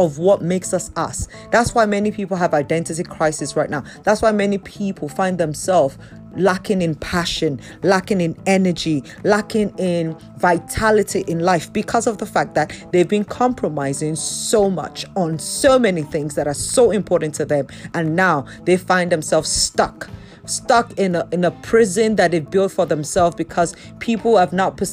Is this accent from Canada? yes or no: no; Yorubaland, Nigeria; I'm a Nigerian, particularly from the Yoruba culture